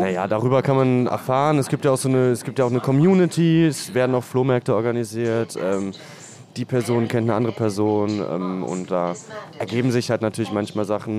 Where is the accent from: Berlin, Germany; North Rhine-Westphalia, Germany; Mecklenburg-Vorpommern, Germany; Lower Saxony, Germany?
Berlin, Germany; Spandau; Und ich bin aus Spandau.